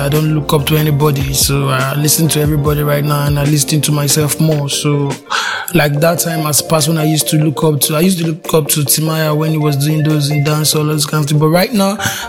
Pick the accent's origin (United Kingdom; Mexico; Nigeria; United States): Nigeria; Ughelli South, Delta; I'm from Delta State, Ugele South.